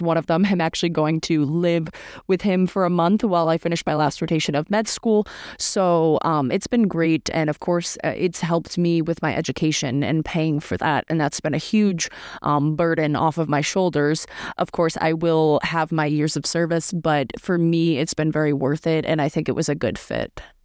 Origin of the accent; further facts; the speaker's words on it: Northeast US, United States; moved away as an adult; also born or lived in Syracuse, New York; I'm from the Northeast U S, which is cold in the winter, and I grew up there for eighteen years